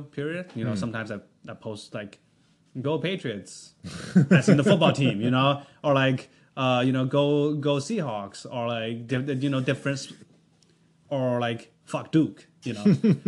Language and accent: English; Canada; also born or lived in China; now in United States; I'm from Canada. I'm on a working visa